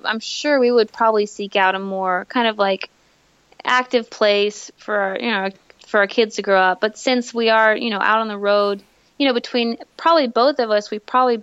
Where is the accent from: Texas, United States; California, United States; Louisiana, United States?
Texas, United States; Tyler; We grew up here in Tyler.